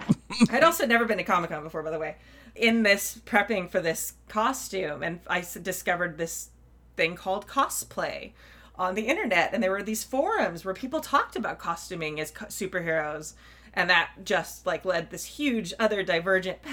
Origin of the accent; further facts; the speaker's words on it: Southern California, United States; the Southern California Renaissance Fair was near my hometown